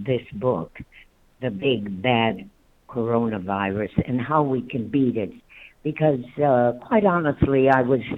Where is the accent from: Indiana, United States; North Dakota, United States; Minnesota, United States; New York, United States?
North Dakota, United States; moved away; also born or lived in Lynwood, California; I was originally from North Dakota myself